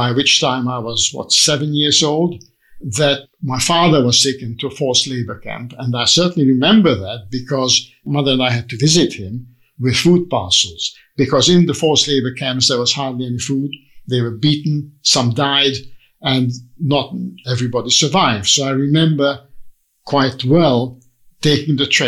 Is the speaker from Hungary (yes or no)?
yes; Budapest, Hungary; moved away; I was born in Budapest in Hungary